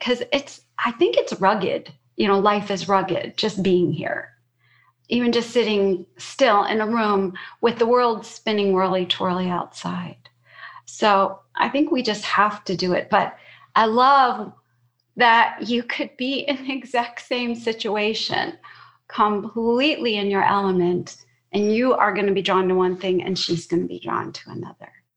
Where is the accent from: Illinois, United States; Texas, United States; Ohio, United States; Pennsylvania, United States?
Illinois, United States; Chicago; I grew up in Chicago